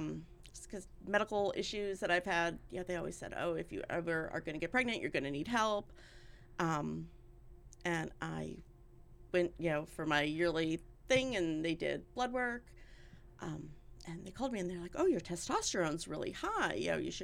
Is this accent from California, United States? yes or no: no; Erie, Pennsylvania, United States; also born or lived in Jamestown, New York; Mostly in Erie. We moved here when I was five.